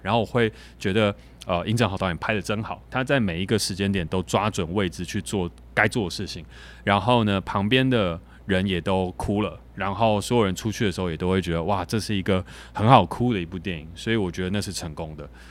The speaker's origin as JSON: {"language": "Chinese", "country": "Taiwan", "said": "我们台湾人"}